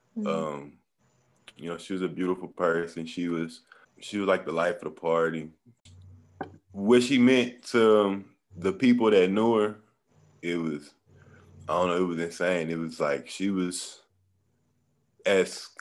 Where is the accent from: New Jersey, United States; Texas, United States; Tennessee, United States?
Texas, United States; Beaumont; I'm from Beaumont, Texas.